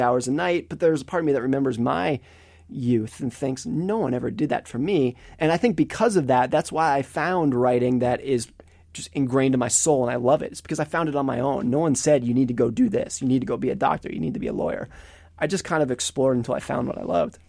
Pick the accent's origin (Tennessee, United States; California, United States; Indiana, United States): California, United States; Lake Tahoe; I grew up in Lake Tahoe, California